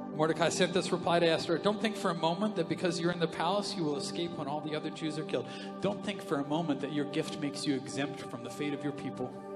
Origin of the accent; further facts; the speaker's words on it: Canada; we're Canadian